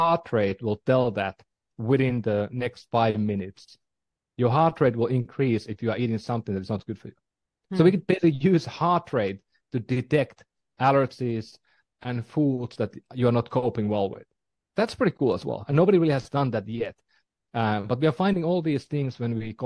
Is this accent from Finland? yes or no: yes; Finland; moved away; I'm from Finland